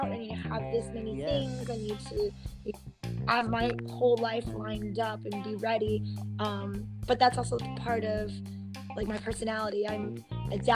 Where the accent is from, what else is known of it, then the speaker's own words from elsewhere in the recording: Midwest, United States; I grew up in the Midwest